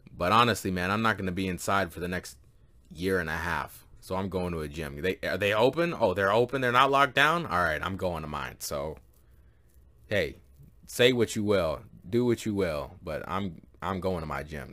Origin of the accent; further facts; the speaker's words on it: Canada; I am a Canadian